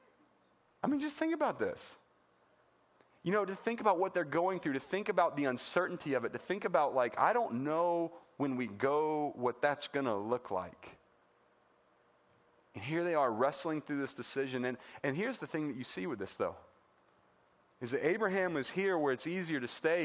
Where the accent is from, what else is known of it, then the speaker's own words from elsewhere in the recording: Wilmington, North Carolina, United States; moved away as an adult; I grew up in North Carolina in Wilmington on the coast there